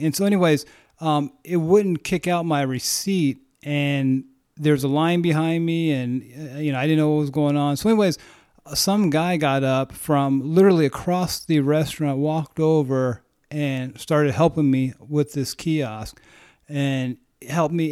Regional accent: United States; as an American

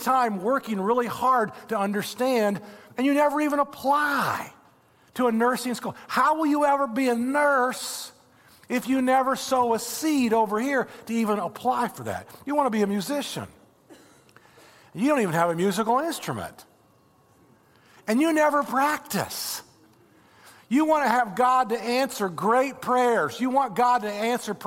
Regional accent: Indiana, United States; now in Florida, United States; I'm from Indiana. I grew up with corn and soybeans everywhere

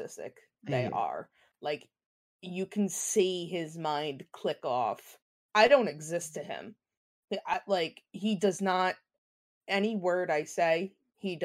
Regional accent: Philadelphia, Pennsylvania, United States; I'm Philly trash

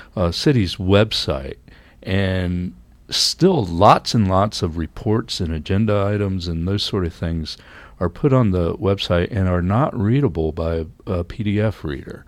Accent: United States; now in Canada; I come from the United States

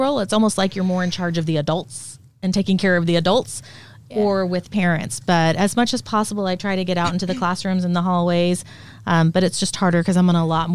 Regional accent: Dallas, Texas, United States; moved away as an adult; also born or lived in Minnesota / Seward, Nebraska / Lincoln, Nebraska; now in Norfolk, United States; I actually grew up in Dallas, Fort Worth, Texas

